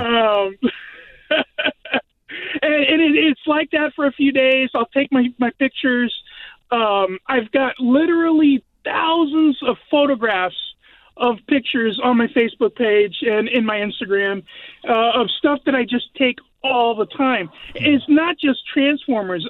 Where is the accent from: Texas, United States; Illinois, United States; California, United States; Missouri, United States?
Texas, United States; San Antonio; moved away as an adult; now in Graham, United States; I grew up in San Antonio, Texas